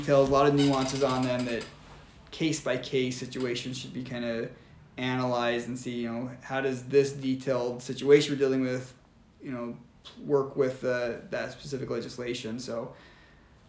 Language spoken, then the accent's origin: English; Arizona, United States; now in Utah, United States; I come from Arizona